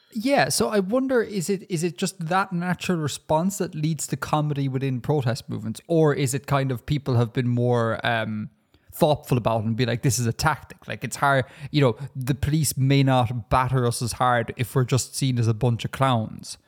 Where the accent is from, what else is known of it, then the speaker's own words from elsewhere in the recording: Ireland; as an Irish person